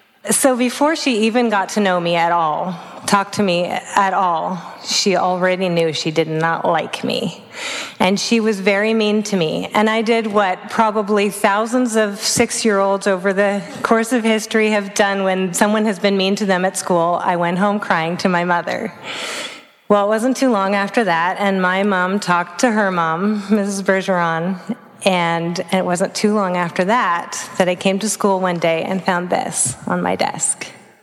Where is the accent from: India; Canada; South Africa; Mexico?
Canada; Vancouver, British Columbia; also born or lived in Oregon; I grew up on the West Coast. First, I was in British Columbia and Canada, and then I ended up in Oregon. So I was born in Vancouver.